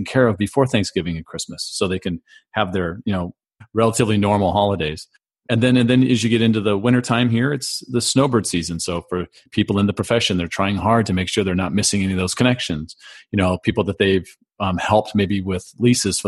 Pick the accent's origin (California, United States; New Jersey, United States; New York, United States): California, United States; we grew up out in California